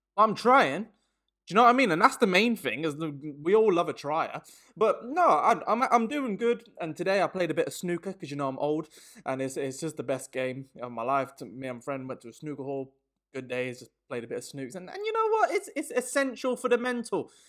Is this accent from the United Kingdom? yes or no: yes; Birmingham, West Midlands, United Kingdom; moved away as an adult; now in London, United Kingdom; I'm in London, I'm from Birmingham